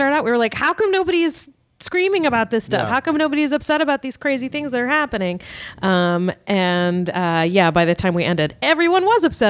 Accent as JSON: {"language": "English", "town": "Richmond", "region": "Virginia", "country": "United States", "said": "Yes. I'm from Richmond."}